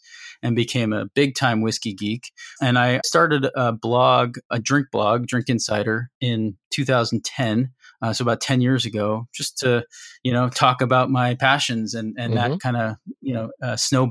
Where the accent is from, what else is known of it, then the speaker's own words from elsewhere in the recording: the Bay Area, south of San Francisco, California, United States; moved away as an adult; also born or lived in Boulder, Colorado; I grew up in the Bay Area, south of San Francisco.